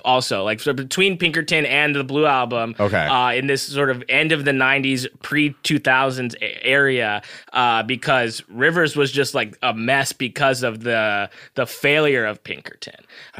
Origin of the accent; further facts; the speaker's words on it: Southern California, United States; I grew up here in Southern California, so I've always been around my people, like Mexican people